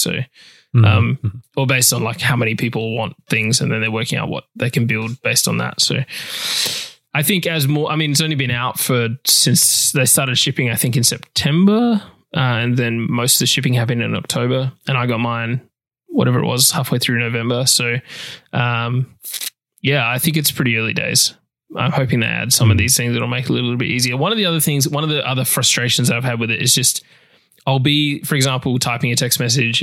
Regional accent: Australia; accent: Australian; my Australian accent

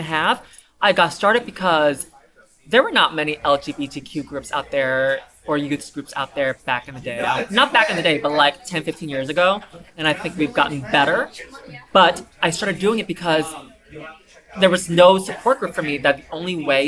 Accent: New York City, New York, United States; also born or lived in China; I am originally from China, but I moved here when I was 7. So I think I consider myself a New York native

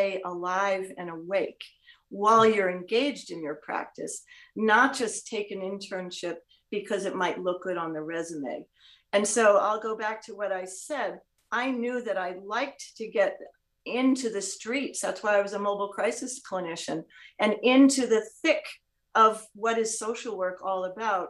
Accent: New York City, New York, United States; there I was in my hometown, New York City

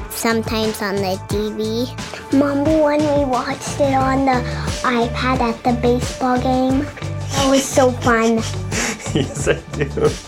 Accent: Battle Ground, Washington, United States; I'm from Battle Ground, Washington.

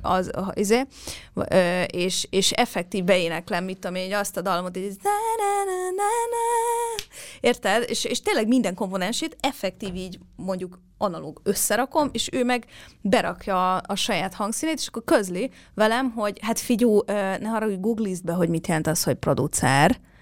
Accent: Hungary; moved away; mégis itt születtem, és itt nőttem fel

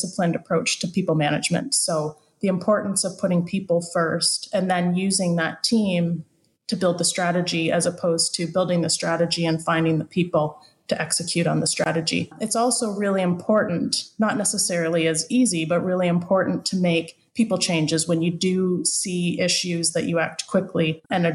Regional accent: London, Ontario, Canada; I grew up in London. And after having gone to university, I went back to London

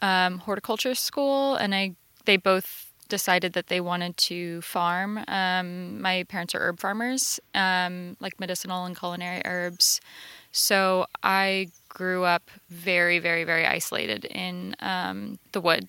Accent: rural north central Florida, United States; now in Los Angeles, United States; In rural north central Florida

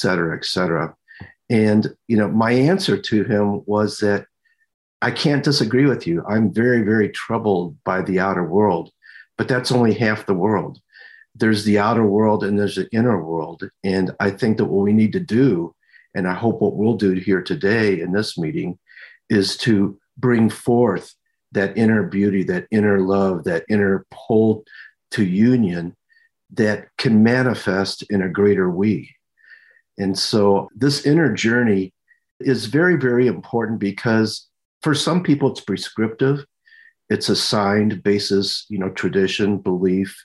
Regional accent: Minneapolis, Minnesota, United States; I'm from Minneapolis, Minnesota

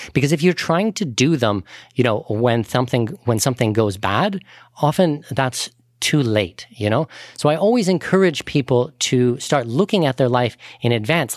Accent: Canada; now in Abu Dhabi, United Arab Emirates; I'm a Canadian citizen. I'm a non-resident of Canada.

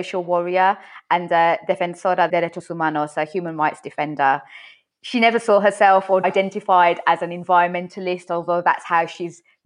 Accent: United Kingdom; now in New York, United States; I'm a British journalist currently based in New York

